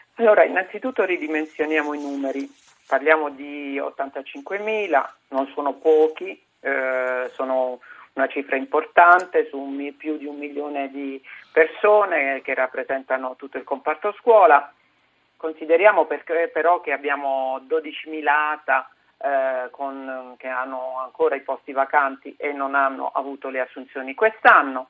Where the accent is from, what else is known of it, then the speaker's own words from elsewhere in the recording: Apulia, Italy; io vengo dalla Puglia, sono una pugliese